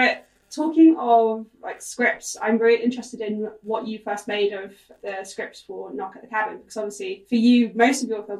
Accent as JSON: {"language": "English", "country": "United Kingdom", "said": "as a British person"}